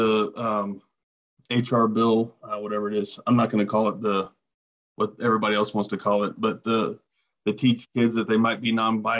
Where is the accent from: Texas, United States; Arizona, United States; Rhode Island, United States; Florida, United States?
Florida, United States; Jacksonville; now in Wyoming, United States; Originally from Jacksonville, Florida. Come from a family of huge bass fishermen